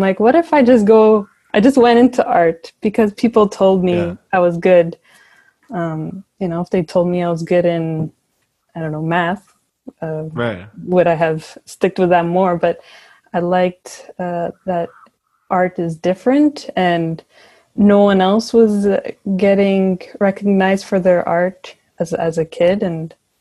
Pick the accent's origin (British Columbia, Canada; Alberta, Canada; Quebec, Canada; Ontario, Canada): Quebec, Canada; Montreal; I was born and raised in Montreal